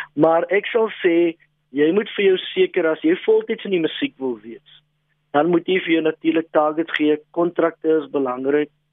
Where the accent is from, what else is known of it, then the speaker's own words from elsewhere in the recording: Western Cape, South Africa; first language Afrikaans; my moedertaal is Afrikaans, grootgeword in die Kaap, 'n um, bietjie rondgetrek